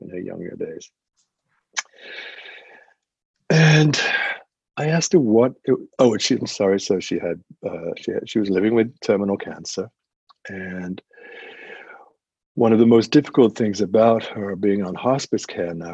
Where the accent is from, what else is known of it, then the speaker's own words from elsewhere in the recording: England, United Kingdom; as an Englishman, not growing up in the United States